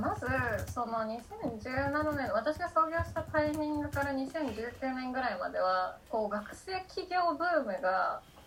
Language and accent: Japanese; Tokyo, Japan; moved away as an adult; also born or lived in New York; now in Kyoto, Japan; 東京生まれ東京育ちで大学から京都にいる